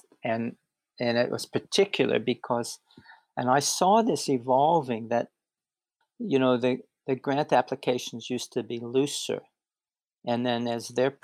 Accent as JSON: {"language": "English", "town": "Pittsburgh", "region": "Pennsylvania", "country": "United States", "moved": "as an adult", "lives_now": "Brisbane, Australia", "said": "I'm from Pittsburgh, Pennsylvania"}